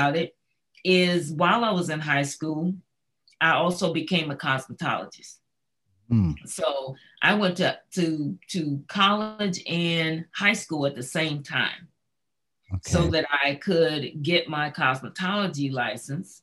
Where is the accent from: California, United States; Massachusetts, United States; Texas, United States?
California, United States; near Pasadena, Southern; I grew up in Southern California, not too far away from Pasadena. So I'm a Cali kind of girl.